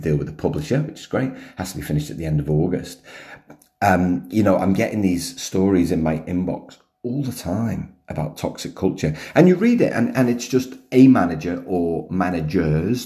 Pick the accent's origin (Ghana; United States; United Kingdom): United Kingdom; now in Melbourne, Australia; being British